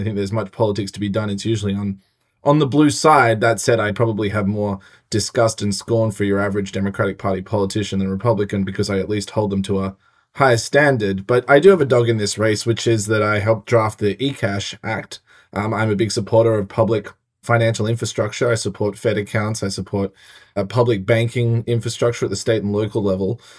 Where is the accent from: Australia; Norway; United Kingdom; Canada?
Australia; now in United States; I'm an Australian